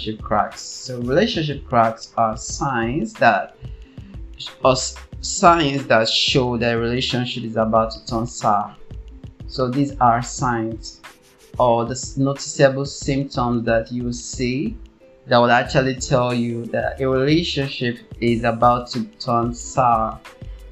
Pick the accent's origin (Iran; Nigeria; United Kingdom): Nigeria; I'm from Nigeria